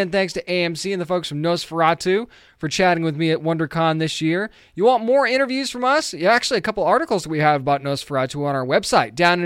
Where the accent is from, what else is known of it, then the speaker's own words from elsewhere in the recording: New England, United States; I grew up in New England as well.